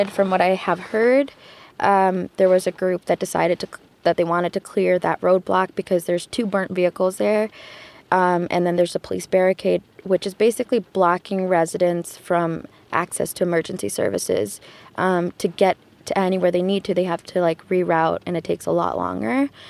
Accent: Detroit, Michigan, United States; I'm from Detroit, Michigan.

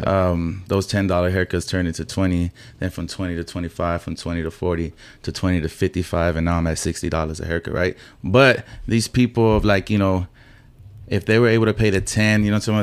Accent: Houston, Texas, United States; I grew up in Magnolia. Then, when I was in my teenage years, I moved to the southeast side off of forty-five and Monroe

